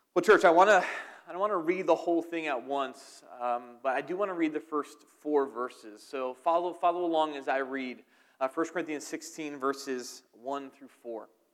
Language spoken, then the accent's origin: English; outside of Philadelphia, New Jersey, United States; I'm from New Jersey, outside of Philadelphia